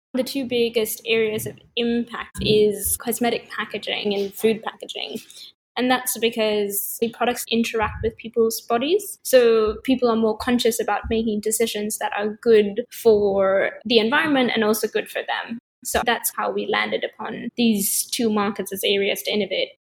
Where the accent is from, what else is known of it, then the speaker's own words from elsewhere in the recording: Sri Lanka; moved away; also born or lived in California / London; I grew up in Sri Lanka and then I went to study in California